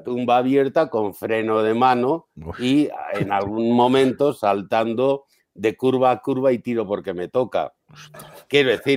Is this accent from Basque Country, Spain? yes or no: yes; San Sebastián, Basque Country, Spain; moved away; also born or lived in Madrid; yo soy de San Sebastián